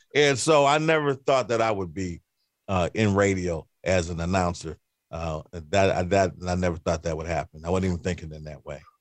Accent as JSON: {"language": "English", "town": "Cleveland", "region": "Ohio", "country": "United States", "tie": "born or raised there", "said": "I'm from Cleveland, Cleveland, mm-hmm. Ohio. So uh, growing up in Cleveland"}